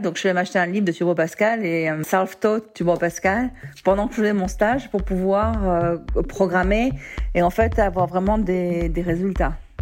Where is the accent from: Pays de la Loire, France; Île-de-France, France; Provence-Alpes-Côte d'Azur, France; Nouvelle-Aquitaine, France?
Provence-Alpes-Côte d'Azur, France; Marseille; moved away as an adult; also born or lived in Lille / Japan; now in San Francisco, United States; Au départ, j'ai grandi à Marseille